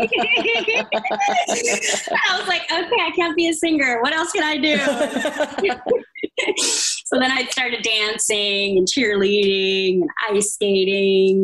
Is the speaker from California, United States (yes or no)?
yes; San Diego, California, United States; I spent the rest of my growing up in San Diego